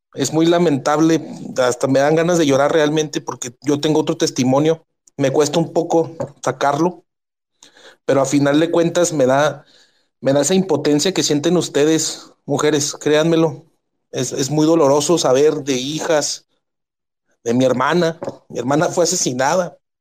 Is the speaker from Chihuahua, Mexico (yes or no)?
yes; Ciudad Juárez, Chihuahua, Mexico; Yo soy de Ciudad Juárez, Chihuahua, la ciudad más violenta